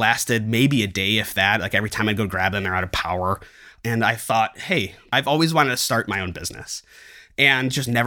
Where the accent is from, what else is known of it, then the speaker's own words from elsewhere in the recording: Chicago, Illinois, United States; I'm from Chicago